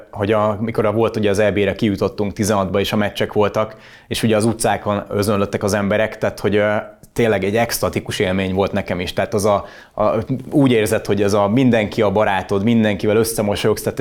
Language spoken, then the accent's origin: Hungarian; Gönyű, Győr-Moson-Sopron, Hungary; Én ahol, ahol születtem, és amerre laktam, ugye ott a Gönyű Nagy Szent János volt mindig a helyi rang rangadó.